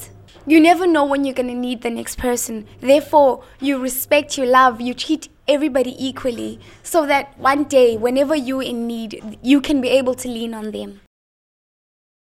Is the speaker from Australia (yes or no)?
no; Philippi, Western Cape, South Africa; from Philippi.